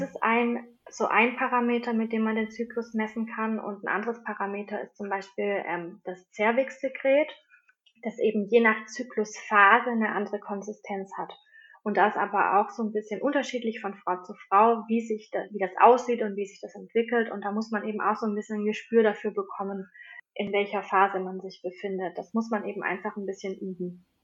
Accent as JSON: {"language": "German", "region": "Swabia", "country": "Germany", "said": "bei uns im Schwabenland"}